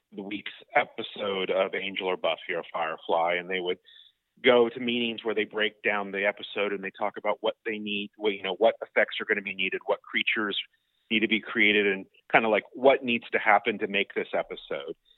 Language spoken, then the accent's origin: English; Seminole, Florida, United States; I grew up in Seminole, Florida